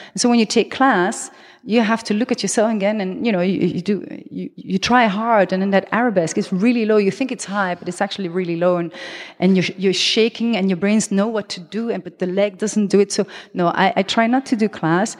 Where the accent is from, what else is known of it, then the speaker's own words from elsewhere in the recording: Belgium; accent: French; first language French; English is a second language; also born or lived in Colombia; now in Amsterdam, Netherlands; I am half Belgian, half Colombian. Therefore, I have this, uh, Latin name. But my mother tongue is French. That's the accent you hear.